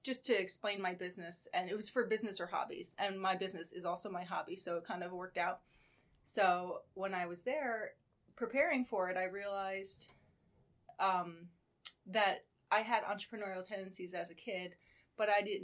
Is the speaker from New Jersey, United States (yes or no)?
yes; Paramus, New Jersey, United States; I actually grew up in Paramus, not far from here